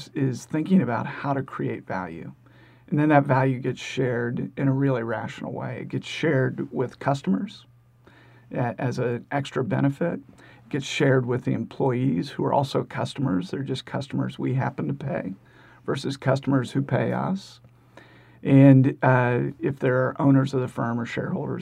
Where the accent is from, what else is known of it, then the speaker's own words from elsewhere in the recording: Middletown, Ohio, United States; also born or lived in Chicago / Cincinnati / Dayton; Grew up in Middletown, Ohio